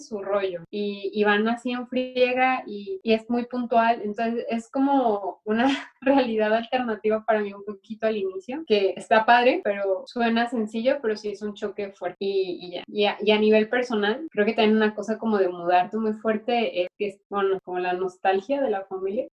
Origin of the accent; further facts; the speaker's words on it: Guadalajara, Jalisco, Mexico; moved away as an adult; now in Paris, France; yo vengo de mi pasividad de Guadalajara, mexicana